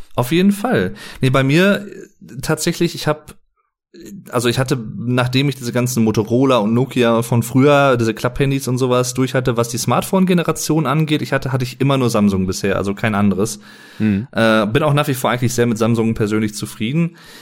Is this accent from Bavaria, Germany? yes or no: no; Sauerland, North Rhine-Westphalia, Germany; wie man bei uns im Sauerland sagt